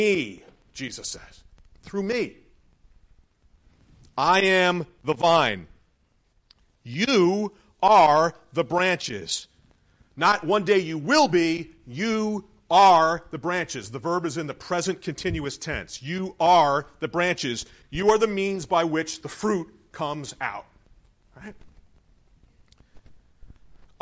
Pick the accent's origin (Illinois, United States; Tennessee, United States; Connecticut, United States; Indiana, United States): Connecticut, United States; Hamden; I grew up in Hamden, not too far from here